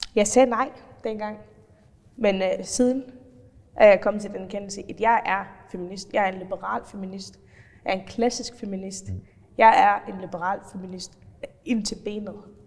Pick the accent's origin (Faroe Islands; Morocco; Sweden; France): Faroe Islands; accent: Faroese; moved away as an adult; also born or lived in North Jutland; now in Denmark; jeg har altid boet på Færøerne før det, opvokset og færøsk familie